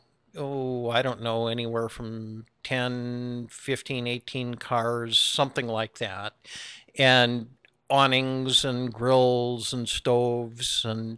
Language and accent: English; Wisconsin, United States; All right, so I grew up in Wisconsin, just outside of Milwaukee